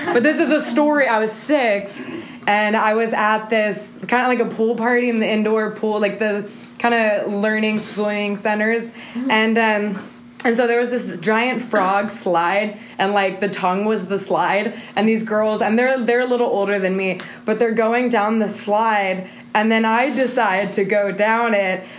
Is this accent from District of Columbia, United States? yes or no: no; Missouri City, Texas, United States; I was born in Houston, um, in Missouri City, and I have a Mexican mom and then an American dad